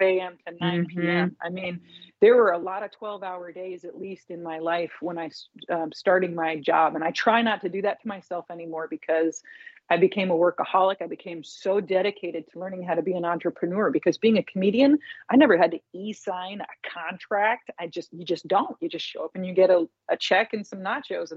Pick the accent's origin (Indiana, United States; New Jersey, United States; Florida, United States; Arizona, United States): Indiana, United States; Indianapolis; moved away as an adult; also born or lived in New York; back in my hometown of Indianapolis